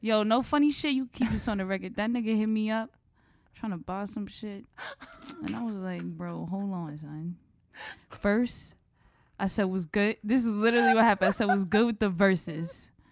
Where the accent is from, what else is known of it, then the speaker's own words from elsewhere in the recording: New York, United States; I'm just from New York